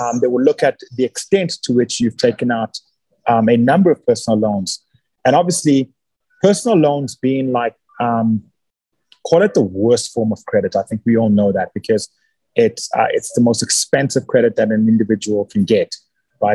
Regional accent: South Africa; also born or lived in Nigeria / Johannesburg; I've spent the last 30 plus years in South Africa. So I'm a South African citizen

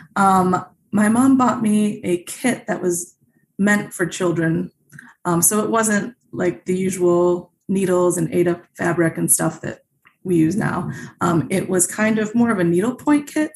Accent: Naperville, Illinois, United States; also born or lived in Grosse Pointe, Michigan; I really grew up in a suburb of Chicago called Naperville

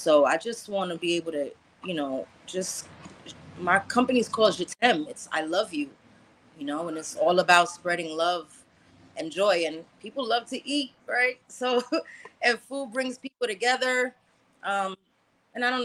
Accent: New York City, New York, United States; I'm Haitian American, grew up in Brooklyn on Flatbush

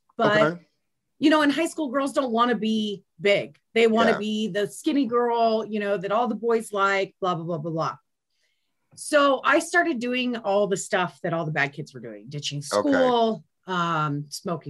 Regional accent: Thornton, Colorado, United States; also born or lived in Salina, Kansas / Bennett, Colorado / Aurora, Colorado; My parents moved here when I was 2 years old, and I grew up mostly in Thornton

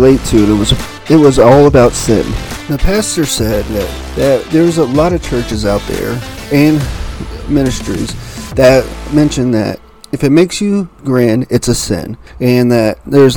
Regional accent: Texas, United States; moved away; also born or lived in Montgomery, Alabama; I was born in Texas

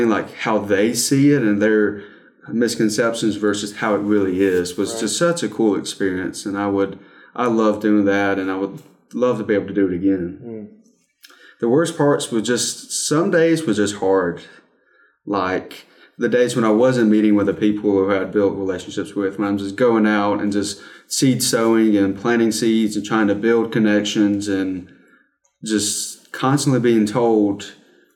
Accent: South Carolina, United States; I'm from South Carolina

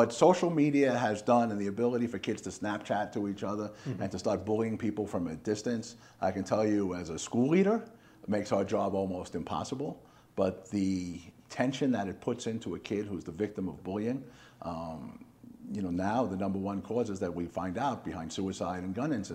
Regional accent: Long Island, New York, United States; accent: Slight New York accent; moved away as an adult; also born or lived in Philadelphia, Pennsylvania / Reading, Pennsylvania; now in Phoenix, United States; I grew up on Long Island, New York

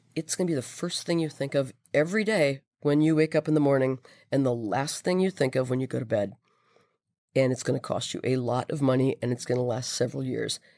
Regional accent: Minnesota, United States; I am Minnesota born and bred.

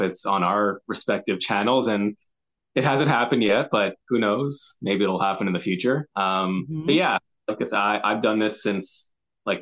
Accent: Montreal, Quebec, Canada; I'm born and raised in Montreal.

